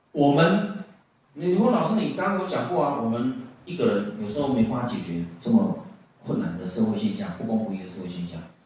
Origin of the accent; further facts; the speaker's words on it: Taiwan; 我们家六个小孩，我是老五，我是老五，我后，我们还有个妹妹，哦。我们小时候就住在军队里面